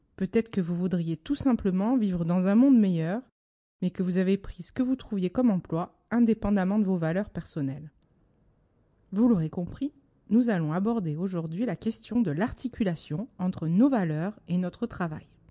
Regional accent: Marseille, Provence-Alpes-Côte d'Azur, France; je suis marseillaise

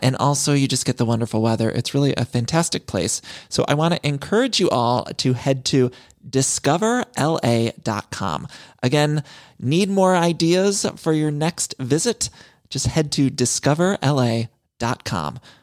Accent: Midwest, United States; now in Los Angeles, United States; I'm from the Midwest, but I've lived in California for so long

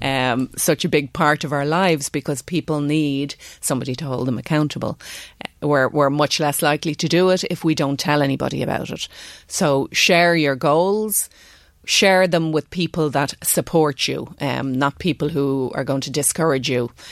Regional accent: Ireland; being Irish

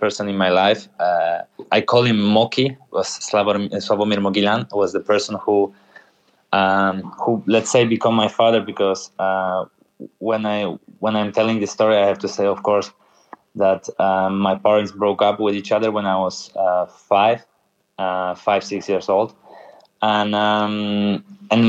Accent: Tychy, Silesian Voivodeship, Poland; English is a second language; moved away; I grew up in my city, in my hometown, we call it neighborhoods by letters of alphabet

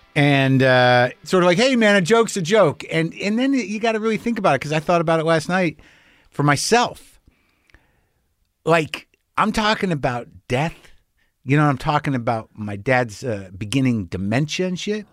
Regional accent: New Mexico, United States; now in Los Angeles, United States; I'm in New Mexico. I'm in my home state

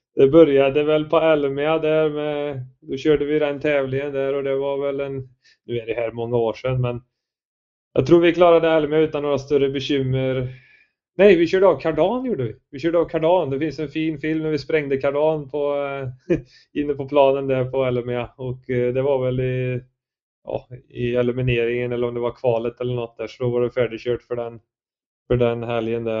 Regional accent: Värsås, Västra Götaland, Sweden; moved away as an adult; also born or lived in Skövde; now in Gothenburg, Sweden; jag är uppväxt från början i Värsås utanför Skövde

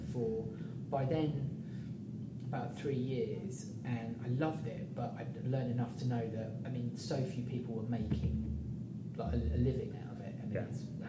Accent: Midlands, United Kingdom; moved away as an adult; I came from the Midlands. I didn't know anybody when I moved down

